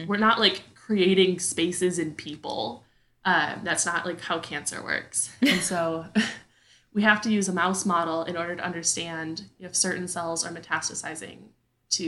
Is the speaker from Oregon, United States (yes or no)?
no; Wisconsin, United States; moved away as an adult; also born or lived in Madison, Wisconsin; now in Texas, United States; my hometown folk in the great state of Wisconsin